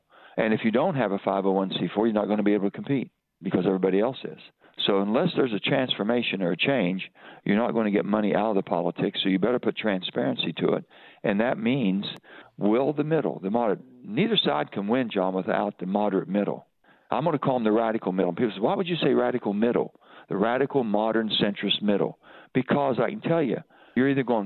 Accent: West Virginia, United States; I'm an American first. I'm a West Virginian second.

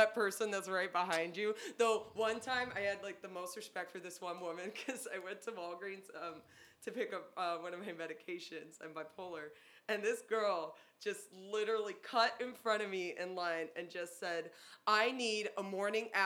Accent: Des Plaines, Illinois, United States; now in Chicago, United States; I grew up in Des Plaines, Illinois, not Chicago

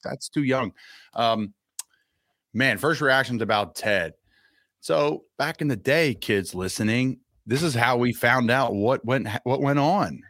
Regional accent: Doylestown area, Pennsylvania, United States; born or raised there

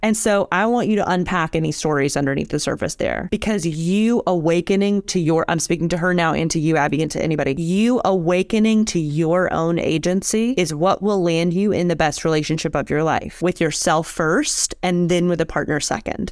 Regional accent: Alabama, United States; I was raised in Alabama

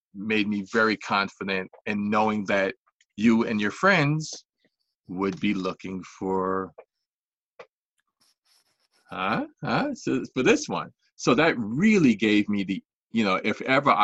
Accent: New York, United States; I was born in New York

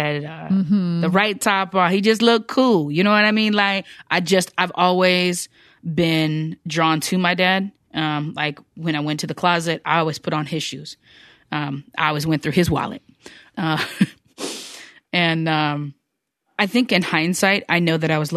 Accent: United States; now in Seattle, United States; I'm American

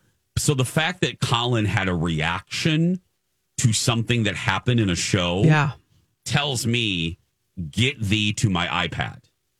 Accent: Indiana, United States; moved away; Indiana. My home state, of course.

